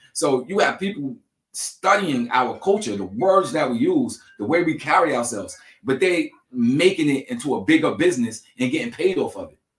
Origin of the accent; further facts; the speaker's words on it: Long Island, New York, United States; I'm from Long Island.